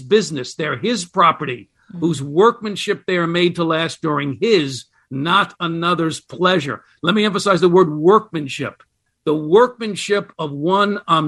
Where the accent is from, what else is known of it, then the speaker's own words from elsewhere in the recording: United States; as an American